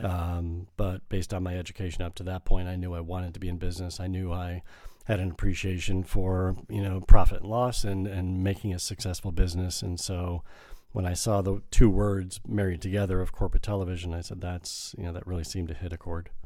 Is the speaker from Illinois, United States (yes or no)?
yes; northwest suburbs of Chicago, Illinois, United States; moved away as an adult; also born or lived in Evanston, Illinois; I grew up on the north, uh, west suburbs of Chicago